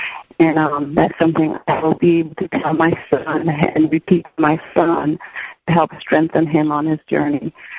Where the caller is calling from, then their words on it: New York City, New York, United States; Oh, I'm in New York City.